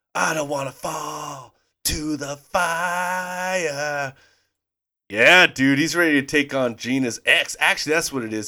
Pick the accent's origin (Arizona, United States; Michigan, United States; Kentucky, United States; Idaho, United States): Idaho, United States; we grew up in Idaho